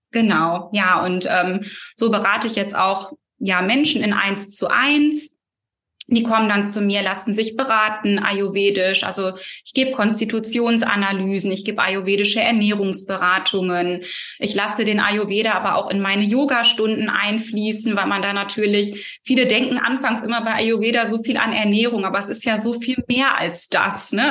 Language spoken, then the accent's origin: German; near Cologne, North Rhine-Westphalia, Germany; ich komme ähm, aus Nordrhein-Westfalen, der Nähe Kölns und lebe hier